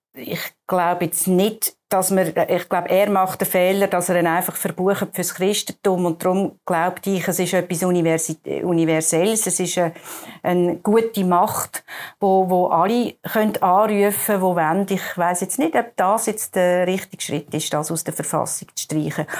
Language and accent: German; Baden, Aargau, Switzerland; bei uns in Baden